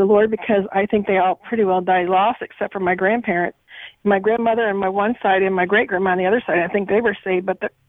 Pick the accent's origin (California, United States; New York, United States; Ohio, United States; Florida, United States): Ohio, United States; also born or lived in Missouri; We moved to Ohio when I was 7 from Missouri.